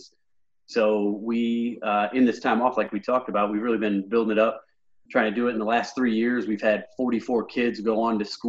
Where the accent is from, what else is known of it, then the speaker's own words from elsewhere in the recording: Illinois, United States; moved away as an adult; now in Fort Wayne, United States; my hometown where I grew up in Illinois